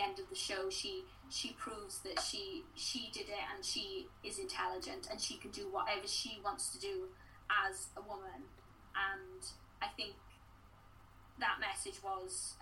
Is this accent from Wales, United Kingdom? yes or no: yes; Welsh, Wales, United Kingdom; I am Welsh.